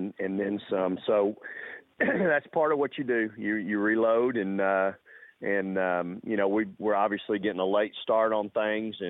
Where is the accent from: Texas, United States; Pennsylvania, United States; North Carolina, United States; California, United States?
Texas, United States; the Texas coast, United States; moved away; the coast where I grew up